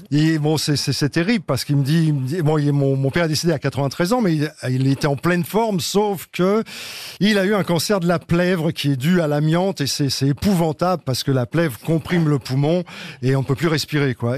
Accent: Paris, Île-de-France, France; où j'étais, c'est ce que je raconte, c'était une sorte de Paris, le 18e, parce que je suis un vrai Parisien

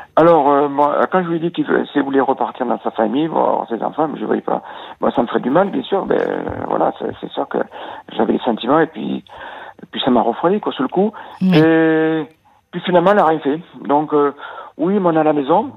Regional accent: Nouvelle-Aquitaine, France; Je suis de l'Aquitaine

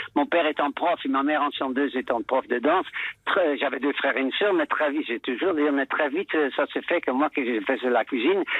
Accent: Netherlands; accent: Dutch; French is a second language; moved away as an adult; now in France; je suis toujours de nationalité néerlandaise parce qu'à l'époque il n'y avait pas le double nationalité, vous ne vous voulez pas perdre le mien, mais j'ai quand même passé les premiers 20 ans aux Pays-Bas donc ça donne quand même la forme de la manière de, parler, mon accent

